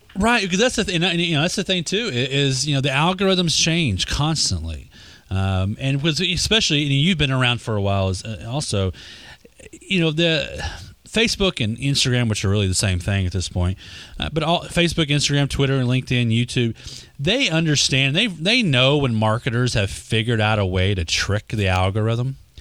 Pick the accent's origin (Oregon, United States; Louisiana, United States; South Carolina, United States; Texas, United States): Texas, United States; accent: Texas; My Texas accent